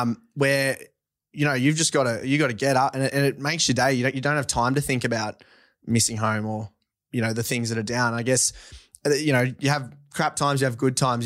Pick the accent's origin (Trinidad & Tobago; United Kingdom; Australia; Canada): Australia; Forbes, New South Wales; also born or lived in Orange, New South Wales; I grew up on a, um, farm west of Forbes, New South Wales, uh, sixty K out